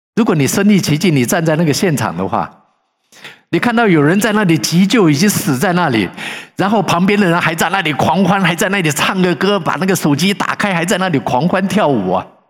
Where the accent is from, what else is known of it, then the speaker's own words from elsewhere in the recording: China; moved away; 我们是中国人